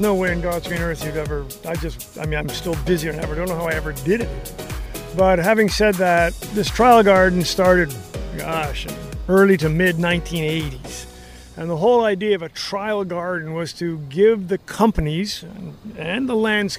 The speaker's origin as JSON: {"language": "English", "country": "Canada", "moved": "as an adult", "lives_now": "United States", "said": "I'm a crazy person from a different country"}